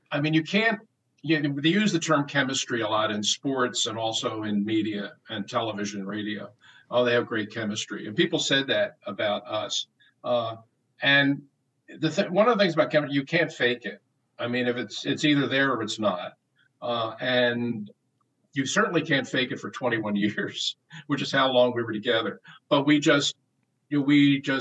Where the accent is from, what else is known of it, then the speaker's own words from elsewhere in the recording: Philadelphia, Pennsylvania, United States; to be able to do it in my hometown